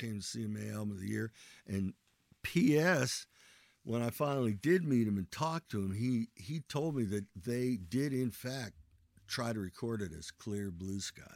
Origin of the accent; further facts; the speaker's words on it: Ohio, United States; Where am I from? I'm from Ohio.